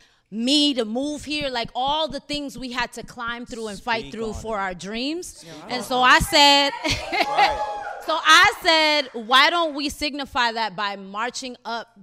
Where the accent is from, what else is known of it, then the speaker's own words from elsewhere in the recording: New York City, New York, United States; also born or lived in Bronx, New York; now in Los Angeles, United States; I used to live on 184 and 4 Washington